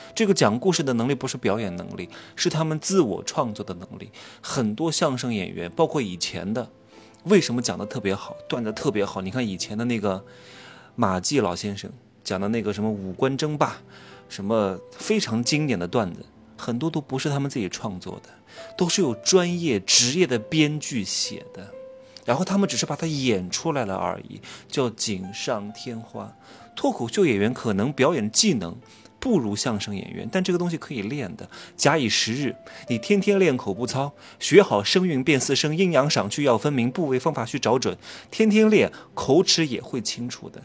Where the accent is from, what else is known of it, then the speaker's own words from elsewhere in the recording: Wuhu, Anhui, China; now in Chengdu, China; 明天就回成都了，我老家是芜湖的